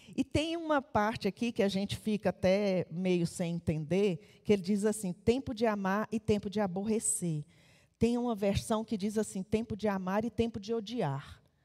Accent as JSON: {"language": "Portuguese", "town": "Taguatinga", "region": "Federal District", "country": "Brazil", "tie": "born or raised there", "said": "Eu nasci em Taguatinga"}